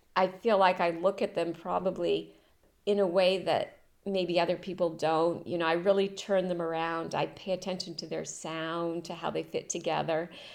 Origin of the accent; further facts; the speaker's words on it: Rockport, Maine, United States; moved away as an adult; also born or lived in Europe; now in France; I was born in Maine. uh, in and around Rockport, Camden area, the coast